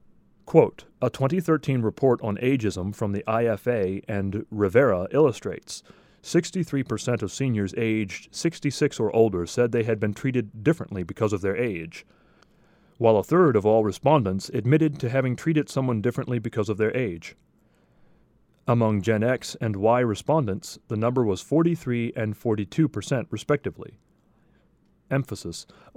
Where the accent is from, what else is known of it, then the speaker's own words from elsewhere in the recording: Toronto, Ontario, Canada; Growing up in Toronto in the late 1950s, I remember most youth showing the elderly respect.